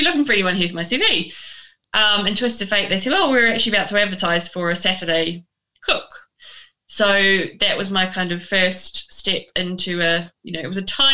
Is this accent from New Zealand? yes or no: yes; New Zealand; moved away as an adult; also born or lived in Otago; now in United Kingdom; growing up in New Zealand, surrounded by amazing produce and a love of food